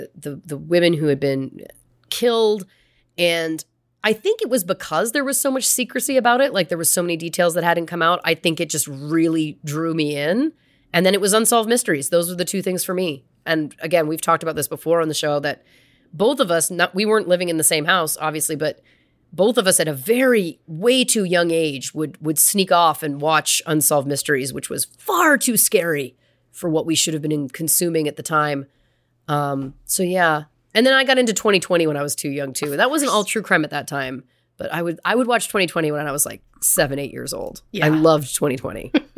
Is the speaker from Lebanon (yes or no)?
no; Canada; it was Paul Bernardo and Carla Homolka growing up in Canada.